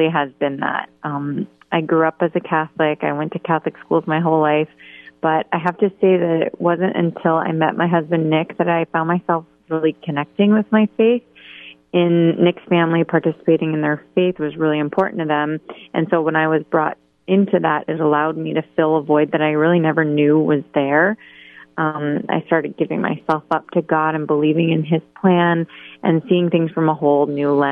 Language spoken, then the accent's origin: English; Canada; moved away as an adult; also born or lived in Columbus, Ohio; now in Boston, United States; I was born and raised in Canada.